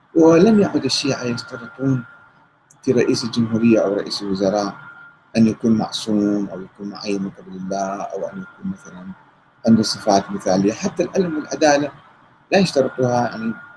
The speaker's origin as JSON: {"language": "Arabic", "town": "Karbala", "region": "Karbala Governorate", "country": "Iraq", "tie": "born or raised there", "said": "انا ابن كربلاء وشارب من الفراغ ومتربي في كربلاء"}